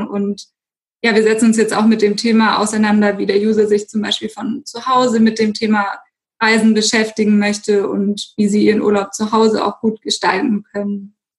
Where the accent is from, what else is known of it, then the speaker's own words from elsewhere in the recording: Stuttgart, Baden-Württemberg, Germany; ich bin gebürtige Stuttgarterin